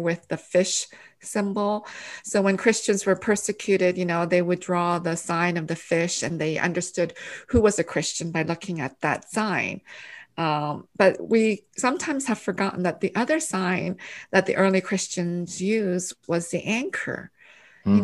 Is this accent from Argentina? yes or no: no; Canada; English is a second language; moved away as an adult; also born or lived in Korea; now in United States; I was born in Korea, and then our family immigrated to Canada in 1975. And then, so I actually did my kindergarten all the way up to my PhD in Canada